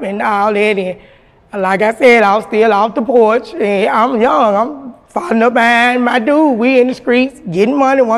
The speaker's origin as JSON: {"language": "English", "town": "Memphis", "region": "Tennessee", "country": "United States", "tie": "born or raised there", "said": "I'm from South Memphis too, because I was born, but I was raised in Westwood"}